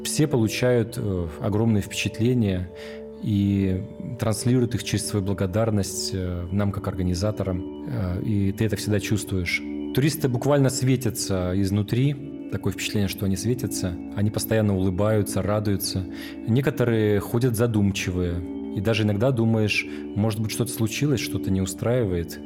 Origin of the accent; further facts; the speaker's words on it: Petropavlovsk-Kamchatsky, Kamchatka Krai, Russia; Я родился в Петропавловске-Камчатском в 1982 году